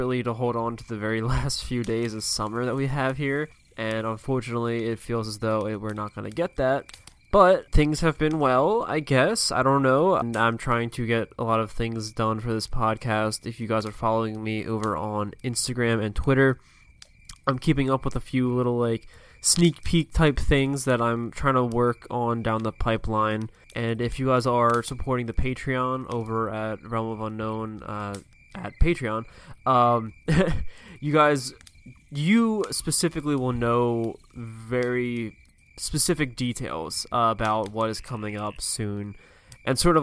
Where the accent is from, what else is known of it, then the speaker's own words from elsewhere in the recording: Pennsylvania, United States; I grew up here on the East Coast in Pennsylvania